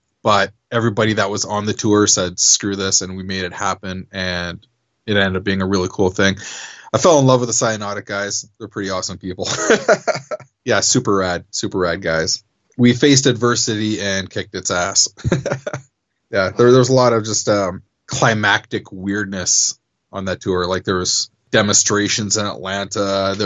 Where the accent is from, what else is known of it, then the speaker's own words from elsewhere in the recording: Canada; as a Canadian act